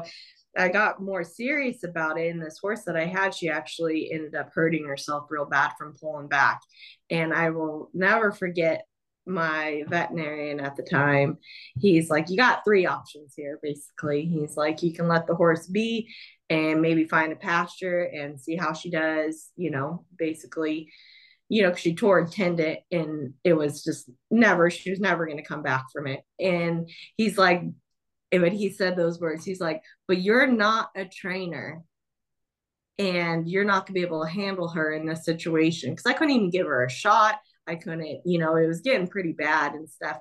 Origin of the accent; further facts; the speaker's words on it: Southern California, United States; I grew up down in Southern California